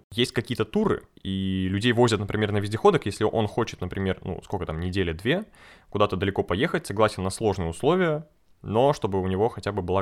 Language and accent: Russian; Republic of Karelia, Russia; я из Карелии, э, ага. тысячный раз уже говорю, но э, я думал, что у нас много комаров.